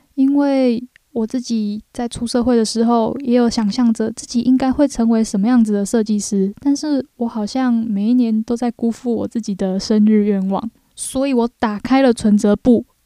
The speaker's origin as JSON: {"language": "Chinese", "country": "Taiwan", "also_born_or_lived": "Japan", "said": "我们是来自台湾啊"}